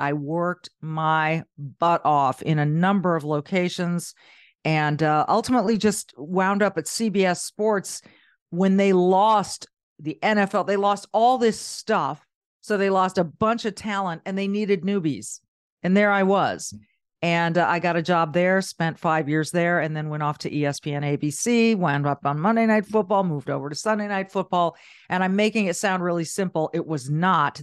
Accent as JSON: {"language": "English", "region": "Southern California", "country": "United States", "tie": "born or raised there", "also_born_or_lived": "Minnesota", "moved": "yes", "said": "I grew up in Southern California."}